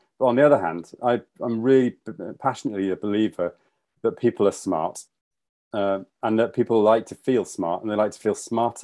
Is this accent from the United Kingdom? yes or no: yes; Yorkshire and the Humber, United Kingdom; moved away as an adult; also born or lived in London; now in Edinburgh, United Kingdom; I'm actually a Yorkshireman. So I'm proud to be from Yorkshire, but I moved to London when I was, I don't know, in my early 20s